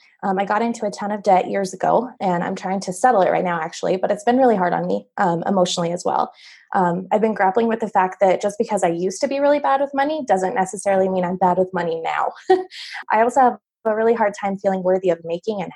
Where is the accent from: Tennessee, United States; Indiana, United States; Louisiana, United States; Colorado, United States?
Colorado, United States; Denver; I'm from Denver, Colorado